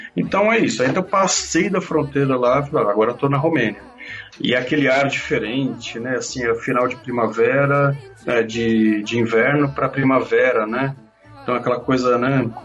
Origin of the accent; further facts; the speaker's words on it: Brazil; eu sou do Brasil